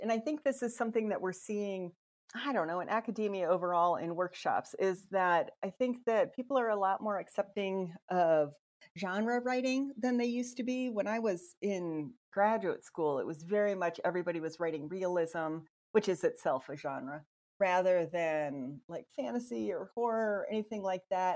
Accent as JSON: {"language": "English", "town": "Sanborn", "region": "Iowa", "country": "United States", "tie": "born or raised there", "also_born_or_lived": "Minnesota / Nebraska", "moved": "yes", "lives_now": "Ohio, United States", "said": "i grew up in a small farming community in iowa in the northwest corner about 1200 people sanborn iowa"}